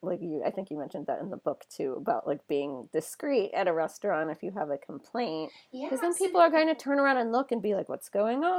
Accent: United States; I'm American.

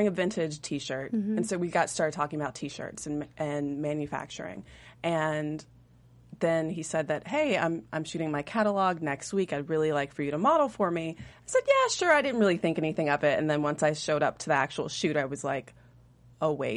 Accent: South Carolina, United States; also born or lived in Atlanta, Georgia; now in Los Angeles, United States; I'm actually originally from South Carolina

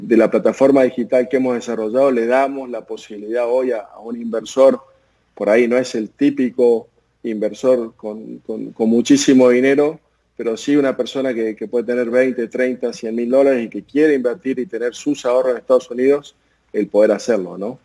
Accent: Argentina; como argentino, latinoamericano

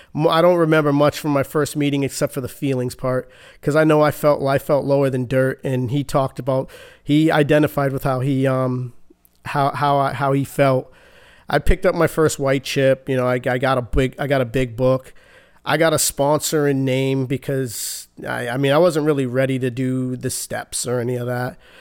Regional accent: Boston, Massachusetts, United States; Born and raised Boston, Massachusetts.

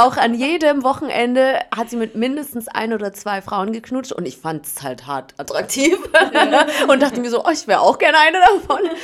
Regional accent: Berlin, Germany; ich komme aus Berlin tatsächlich

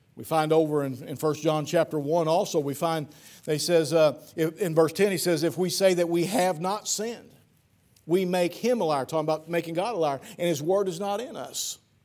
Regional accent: Piedmont or Ellsinore, Missouri, United States; my hometown, Piedmont or Elsinore

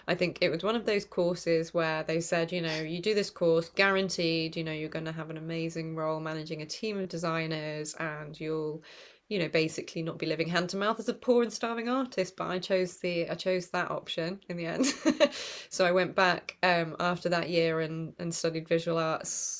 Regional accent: Oxford, South East England, United Kingdom; moved away as an adult; also born or lived in Southampton / Manchester; now in Huddersfield, United Kingdom; I was born in Oxford, actually, but moved in my 20s to study visual arts in Manchester

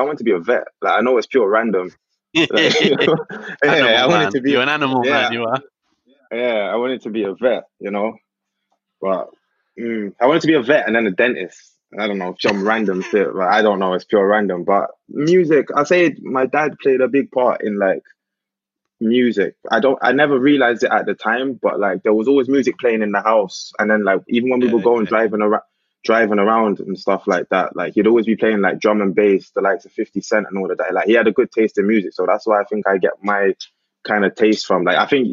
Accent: London, United Kingdom; moved away; growing up in London

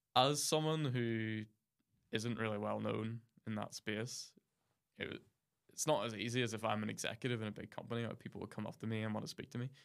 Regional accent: near Mount Stewart, Ards Peninsula, County Down, Northern Ireland, United Kingdom; I grew up near Mount Stuart in the Arts Peninsula, which is a country home of the, the London Dairy family who ruled kind of most of that part of the county down in the seventeen, eighteen hundreds.

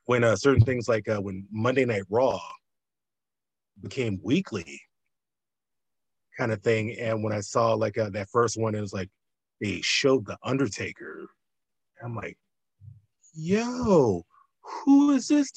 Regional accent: the South, United States; being born and raised in the South

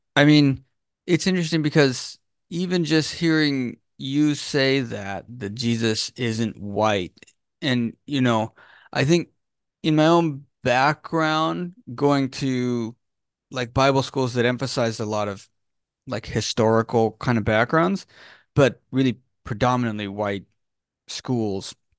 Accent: California, United States; I was born in California in the eighties

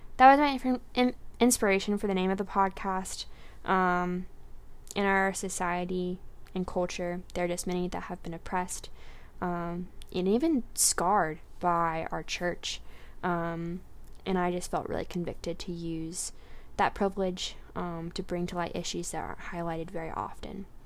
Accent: Garner, North Carolina, United States; I'm from Garner, North Carolina

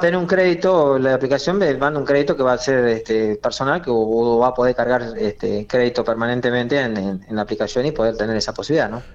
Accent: Monte Nievas, La Pampa, Argentina; also born or lived in Eduardo Castex; Yo soy de Montenievas y bueno, en Montenievas los que hicimos la secundaria fuimos fuimos a Castex

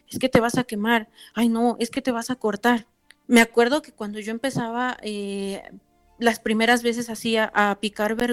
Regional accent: Tlaxcala, Mexico; soy del estado de Tlaxcala.

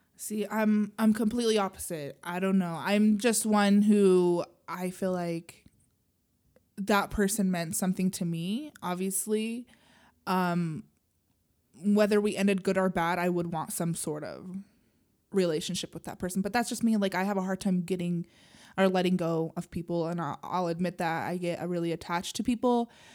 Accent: Utah, United States; I grew up in Utah as a Mormon

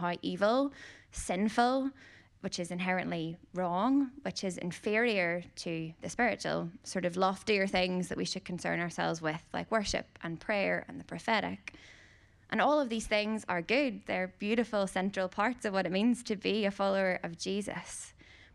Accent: Northern Ireland, United Kingdom; growing up in Northern Ireland, in case you didn't hear the accent

